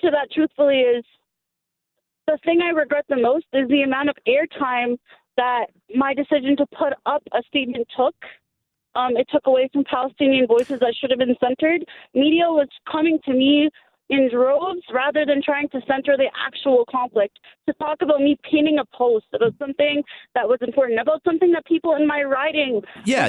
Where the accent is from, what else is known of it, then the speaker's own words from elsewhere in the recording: Hamilton, Ontario, Canada; I'm an organizer from Hamilton, Ontario.